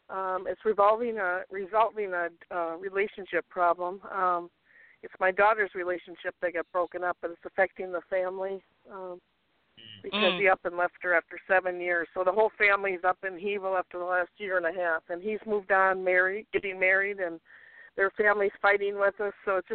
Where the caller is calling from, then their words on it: Minneapolis, Minnesota, United States; from Minneapolis.